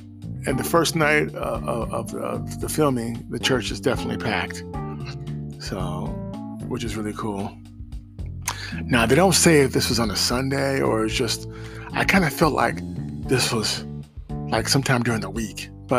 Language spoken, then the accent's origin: English; Detroit, Michigan, United States; I'm from Detroit.